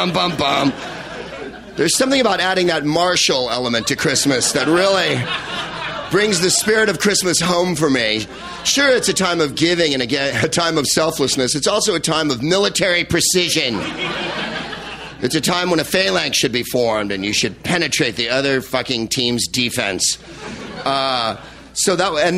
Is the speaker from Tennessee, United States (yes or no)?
no; San Francisco, California, United States; my hometown of San Francisco